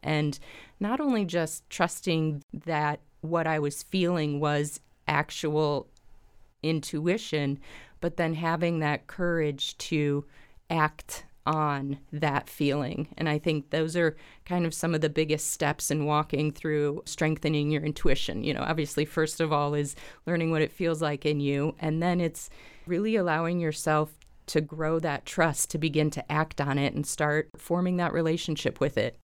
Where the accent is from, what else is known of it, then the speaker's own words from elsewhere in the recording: Springfield, Illinois, United States; I am from Springfield, born and raised in Springfield here